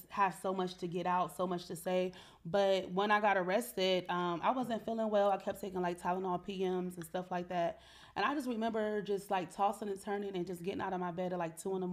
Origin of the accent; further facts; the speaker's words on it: Cleveland, Ohio, United States; I was from Cleveland